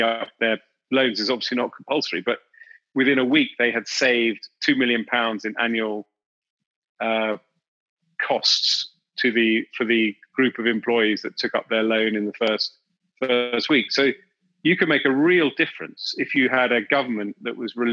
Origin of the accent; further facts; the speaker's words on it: London, United Kingdom; I was a middle-class kid growing up in London